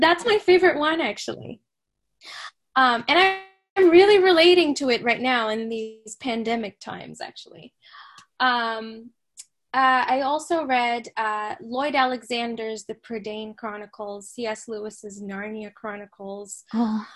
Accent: Saudi Arabia; I grew up in Saudi Arabia, but I grew up reading English classics

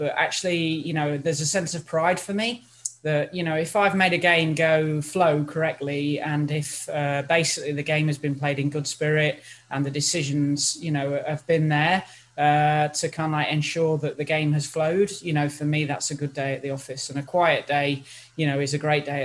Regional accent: Nottingham, East Midlands, United Kingdom; I'm an East Midlands girl. I was born in Nottingham

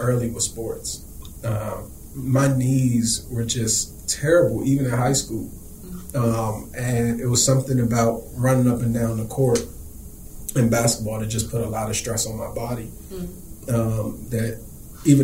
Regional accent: Washington, District of Columbia, United States; Born and raised here in the Washington, D.C. area

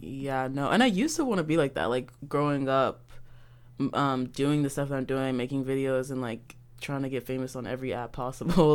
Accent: Baltimore, Maryland, United States; I'm from Baltimore, and I grew up in Baltimore

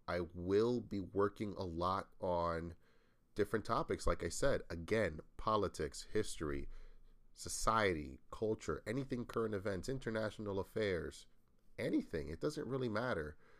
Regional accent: New England, United States; I come from the U S, again, I'm from New England, from the Northeast

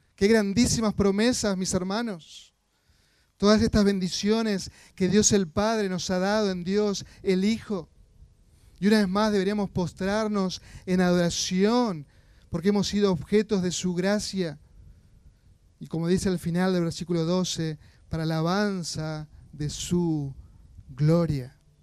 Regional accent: Argentina; como argentinos estamos acostumbrados

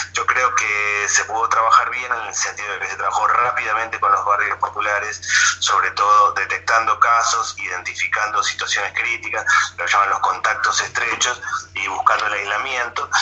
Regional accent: Castelar, Buenos Aires Province, Argentina; Yo soy de Castelar, soy del Partido de Morón, del conurbano, nací lejos de Boedo

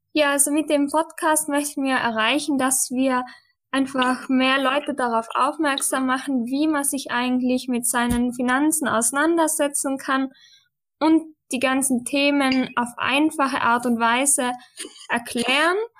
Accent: western Austria, Austria; ich komme aus Österreich, wie auch der Tobias, aber vom Westen Österreichs.

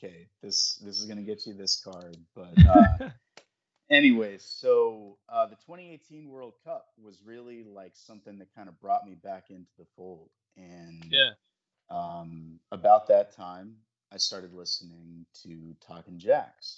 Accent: Charlotte, North Carolina, United States; I grew up in the Charlotte area

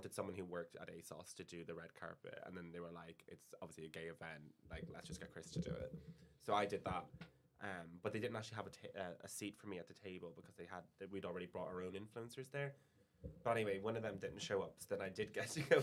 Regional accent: Ireland; moved away as an adult; now in London, United Kingdom; being Irish.

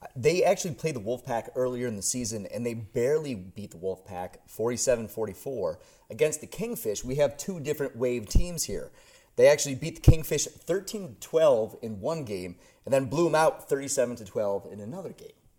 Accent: New York, United States; my home state, the Big Apple, New York

